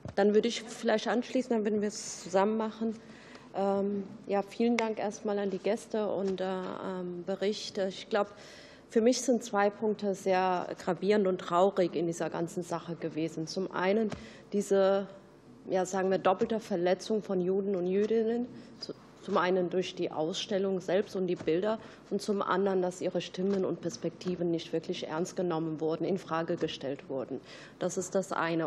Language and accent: German; Kassel, Hesse, Germany; ich bin selbst aus Kassel